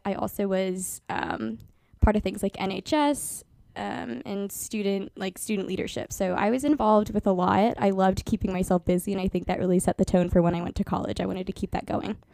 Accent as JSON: {"language": "English", "town": "Beavercreek", "region": "Ohio", "country": "United States", "tie": "born or raised there", "said": "I'm from a smaller city near Dayton called Beaver Creek. Um, honestly, it was a pretty small town feel for me growing up because I grew up next to a cornfield. I was born and raised in the same house."}